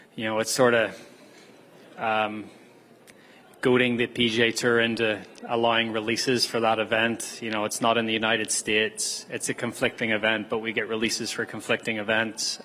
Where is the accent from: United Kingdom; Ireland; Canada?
Canada; as a Canadian